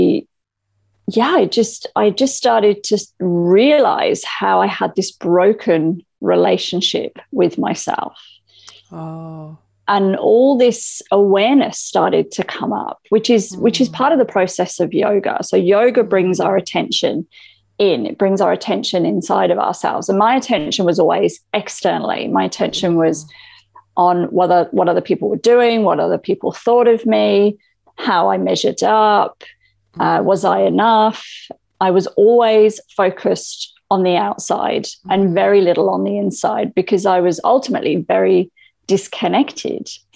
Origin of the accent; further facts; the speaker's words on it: England, United Kingdom; moved away as an adult; now in Australia; I grew up in England. I moved to Australia 18 years ago now